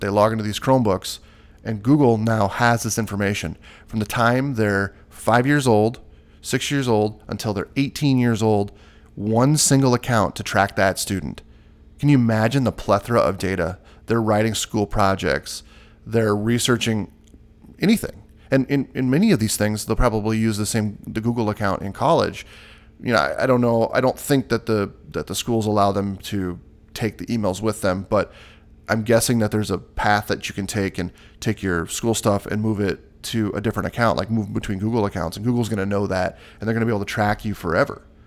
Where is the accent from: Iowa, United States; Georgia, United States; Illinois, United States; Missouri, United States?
Iowa, United States; my home state, Iowa